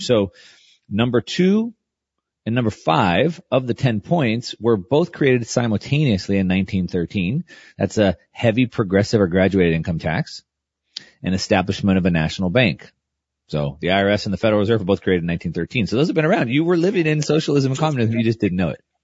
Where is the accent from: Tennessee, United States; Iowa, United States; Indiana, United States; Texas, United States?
Texas, United States; South; I grew up in South Texas.